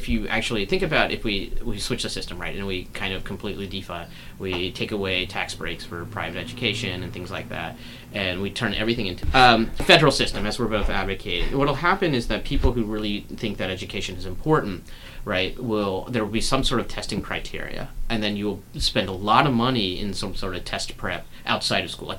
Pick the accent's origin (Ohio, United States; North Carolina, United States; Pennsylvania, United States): North Carolina, United States; I grew up in North Carolina